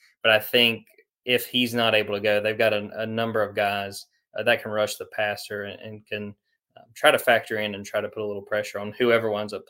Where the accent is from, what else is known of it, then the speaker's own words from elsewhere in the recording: North Georgia, United States; moved away as an adult; now in Auburn, United States; I grew up in North Georgia, so I grew up, you know, pretty much everyone I knew were just Georgia fans.